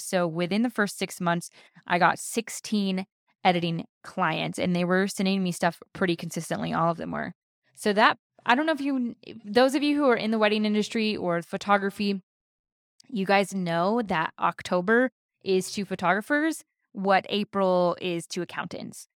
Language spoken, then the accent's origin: English; South Carolina, United States; moved away as an adult; now in California, United States; Both of us were born and raised in South Carolina